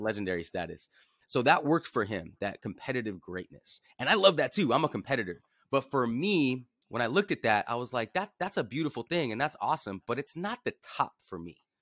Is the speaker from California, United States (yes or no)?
yes; Los Angeles, California, United States; grew up in Venice Beach, California